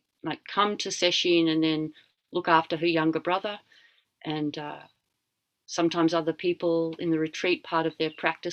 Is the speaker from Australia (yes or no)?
yes; Australia; moved away; I'm Australian, but I've been overseas for a long time.